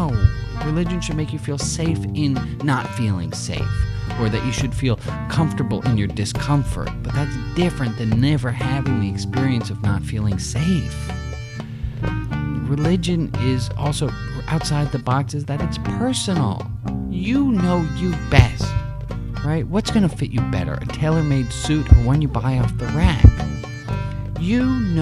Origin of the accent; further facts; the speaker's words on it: California, United States; I'm a Californian